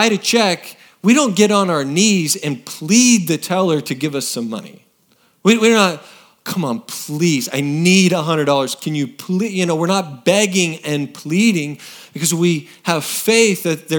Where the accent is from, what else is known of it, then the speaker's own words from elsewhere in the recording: Oregon, United States; moved away as an adult; now in Texas, United States; I grew up in Oregon